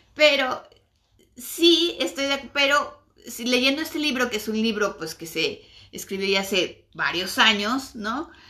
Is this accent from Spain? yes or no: no; Mexico; nosotros somos mexicanos y vivimos en México